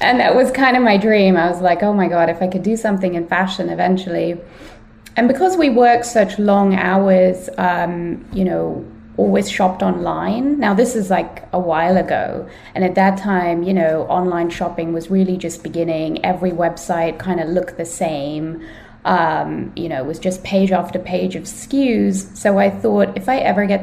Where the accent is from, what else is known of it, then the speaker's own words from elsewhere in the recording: London, United Kingdom; moved away as an adult; also born or lived in Boston / New York; So I'm originally from London, the UK, and I came over